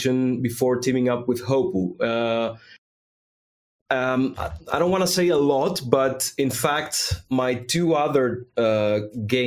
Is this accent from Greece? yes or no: yes; Greece; I'm from Greece